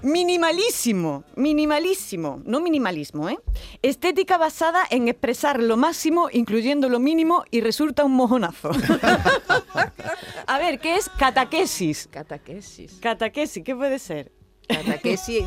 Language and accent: Spanish; Andalusia, Spain